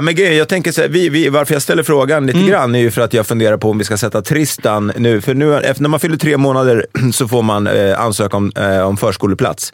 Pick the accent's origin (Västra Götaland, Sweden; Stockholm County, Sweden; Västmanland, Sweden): Stockholm County, Sweden; Stockholm; Brännkyrka kyrka låg väldigt nära där jag växte upp, som är Älvsjö.